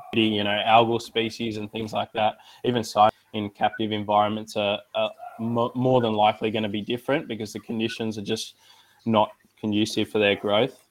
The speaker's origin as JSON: {"language": "English", "town": "Sydney", "region": "New South Wales", "country": "Australia", "tie": "born or raised there", "said": "I'm from Sydney, New South Wales. Uh, grew up here my whole life."}